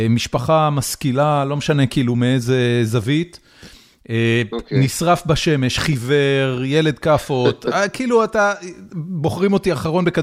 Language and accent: Hebrew; Haifa, Haifa District, Israel; אני גדלתי בחיפה.